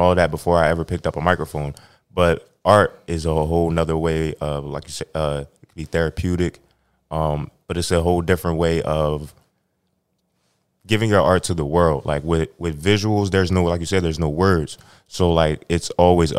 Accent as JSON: {"language": "English", "town": "Camden", "region": "New Jersey", "country": "United States", "tie": "born or raised there", "said": "growing up in Camden"}